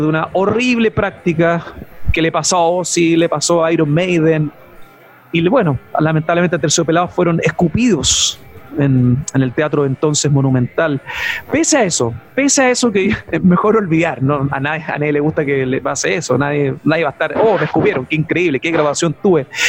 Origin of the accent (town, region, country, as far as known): Chile